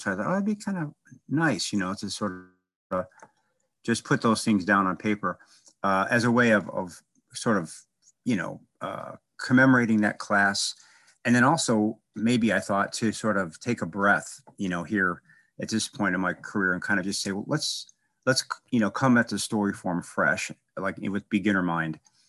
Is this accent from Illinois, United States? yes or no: yes; Chicago, Illinois, United States; I was from Chicago, kind of a, I guess you would be a working class part. And I read a little bit as a kid